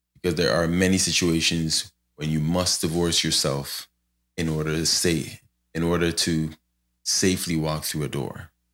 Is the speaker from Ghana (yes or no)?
yes; Ghana; moved away; I'm from Ghana